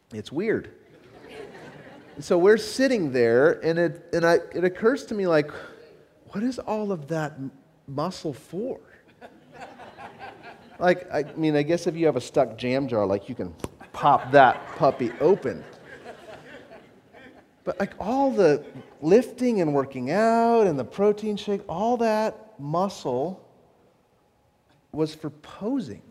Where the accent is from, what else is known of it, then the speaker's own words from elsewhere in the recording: Southern California, United States; I grew up in Southern California